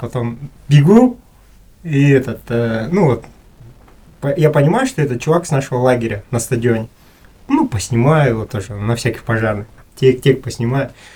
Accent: Kazakhstan; я, с казах, с Казахстана приехал

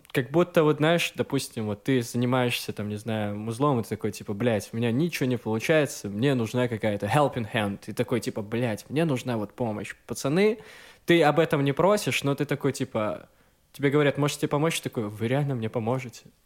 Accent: Gomel, Gomel Region, Belarus; moved away; я из Гомеля

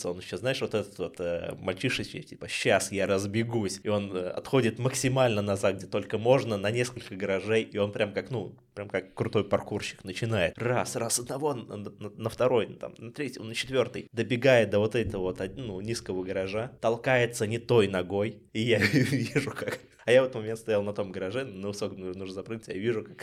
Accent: Ulyanovsk, Ulyanovsk Oblast, Russia; э, в Ульяновске, и это был жесткий город 90 у нас был весь город захвачен ОПГ.

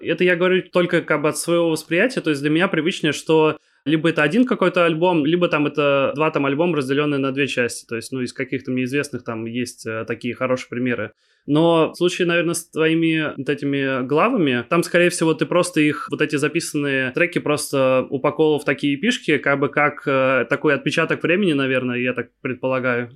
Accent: Kaliningrad, Kaliningrad Oblast, Russia; also born or lived in Moscow; Я сам из Калининграда, я сейчас нахожусь в Москве, по работе

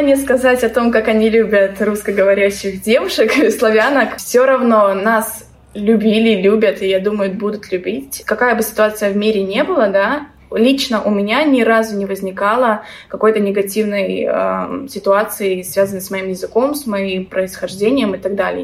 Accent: Belarus; moved away as an adult; also born or lived in Tbilisi, Georgia; now in Batumi, Georgia; сама я из Беларуси

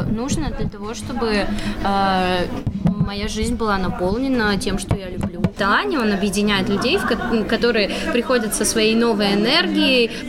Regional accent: Perm, Perm Krai, Russia; Потому что я родом из Перми, зарегистрирована в в Перми, и у меня ИП в Перми

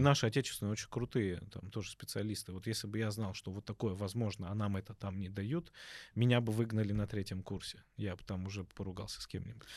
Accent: Obninsk, Kaluga Oblast, Russia; moved away; also born or lived in Tbilisi, Georgia / Kyiv, Ukraine / Dedovsk, Moscow Oblast; родился сам в Тбилиси, потом э, э, из-за событий в стране родителям пришлось оттуда уехать. Уехали ненадолго в Киев, прожили там до трех лет, и вот ну, до моих трех лет. Mm-hmm. Потом родители переехали в город Обнинск.

